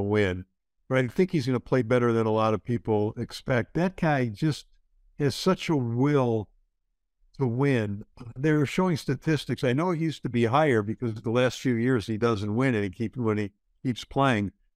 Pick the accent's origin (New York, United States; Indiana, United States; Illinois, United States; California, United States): Illinois, United States; Chicago; growing up in Chicago